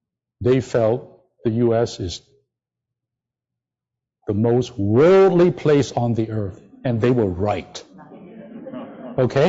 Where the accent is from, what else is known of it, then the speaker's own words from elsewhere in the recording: China; moved away as an adult; now in United States; I came from China.